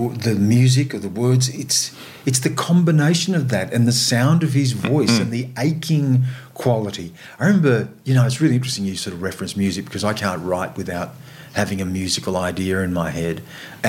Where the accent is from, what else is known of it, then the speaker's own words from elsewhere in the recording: Australia; an Australian of Aboriginal and non-Aboriginal heritage